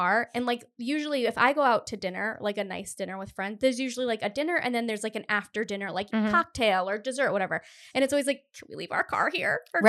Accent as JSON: {"language": "English", "town": "Cumberland", "region": "Rhode Island", "country": "United States", "said": "because I'm from Cumberland originally, Cumberland, Rhode Island, which there is no like town center."}